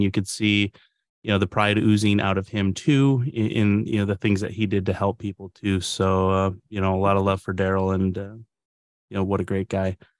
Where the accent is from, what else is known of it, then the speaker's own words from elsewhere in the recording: Upper Peninsula, Michigan, United States; growing up in the Upper Peninsula, we had, you know, a strong native culture